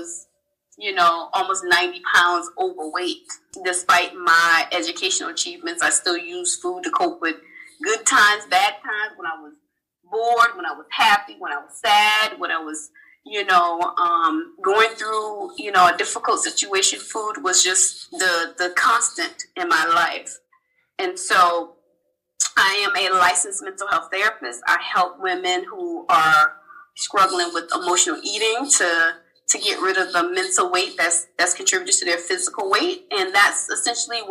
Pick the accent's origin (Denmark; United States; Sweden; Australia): United States; Charleston, South Carolina; I'm originally from Charleston, South Carolina. I'm one of 5 kids